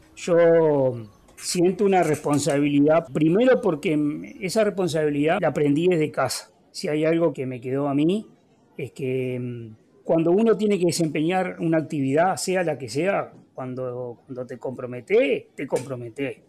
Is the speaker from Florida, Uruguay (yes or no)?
yes; Villa Cardal, Florida, Uruguay; soy oriundo de Villa Carval, capital de la producción lechera.